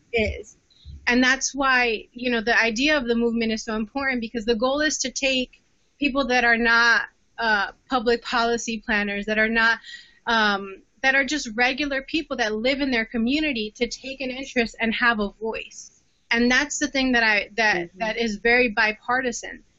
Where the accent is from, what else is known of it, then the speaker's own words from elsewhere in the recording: New Jersey, United States; I'm from New Jersey